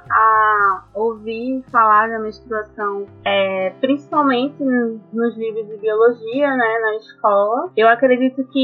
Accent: Recife, Pernambuco, Brazil; moved away as an adult; now in Natal, Brazil; né? Eu sou de Recife, e eu estou aqui em Natal, cursando o nono período do curso de Medicina na UFRN.

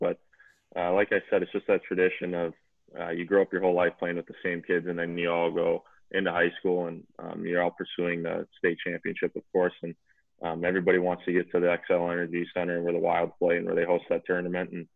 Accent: Hugo, Minnesota, United States; I grew up in Hugo, Minnesota.

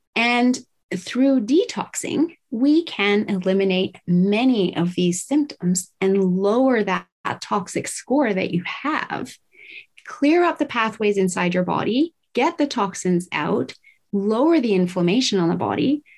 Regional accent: Tokyo, Japan; I was raised in Tokyo, Japan in the 70s

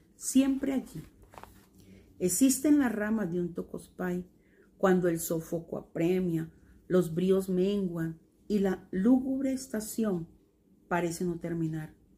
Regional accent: Buenaventura, Valle del Cauca, Colombia; now in Cali, Colombia; en Buenaventura, donde yo nací

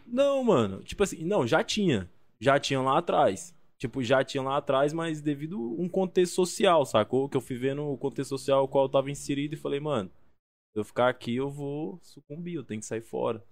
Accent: Goiânia, Goiás, Brazil; also born or lived in Colinas do Tocantins, Tocantins; now in São Paulo, Brazil; nasci em Tocantins, mas fui criado ali em Goiânia, na capital do Goiás ali.

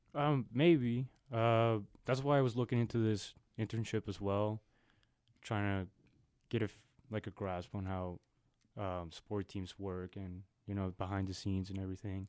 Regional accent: Guadalajara, Jalisco, Mexico; now in Austin, United States; I'm originally from Guadalajara, Mexico

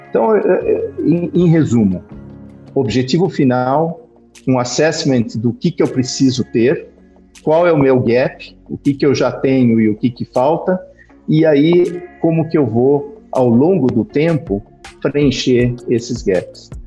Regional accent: Brazil; also born or lived in Portugal; como eu me comportava aqui no Brasil

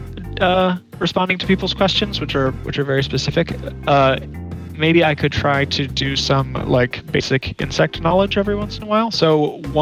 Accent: Chesapeake Bay, United States; I also grew up around the Chesapeake Bay and ate hard crabs all the time

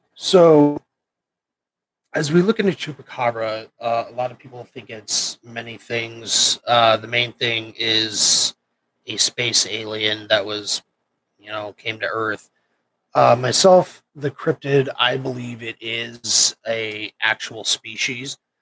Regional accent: Nebraska, United States; moved away as an adult; also born or lived in Camp Pendleton; I grew up in Nebraska

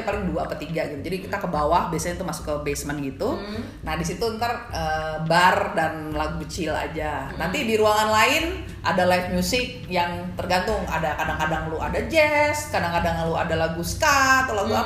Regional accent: Indonesia; gue dari Indonesia

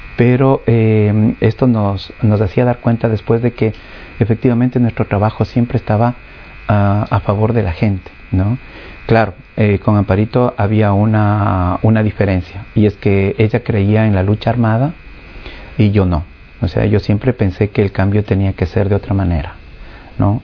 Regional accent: Ecuador; vengo de, Ecuador

